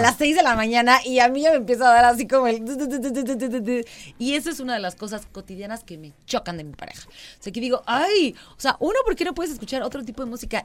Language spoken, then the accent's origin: Spanish; Querétaro, Mexico; Yo nací en el Hospital Margarita, o sea, cien por ciento queretana.